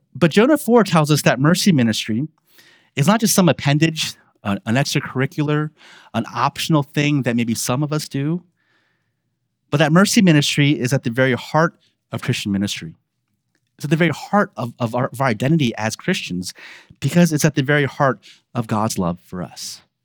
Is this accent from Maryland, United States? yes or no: yes; Baltimore, Maryland, United States; accent: Baltimore; born and raised in Baltimore, um, and th, that is how we talk with Baltimore